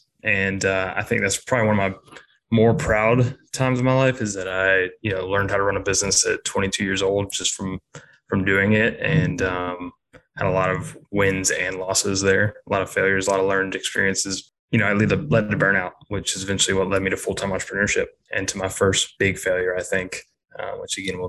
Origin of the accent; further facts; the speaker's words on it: Charleston, South Carolina, United States; I grew up here in Charleston, born and raised my entire life.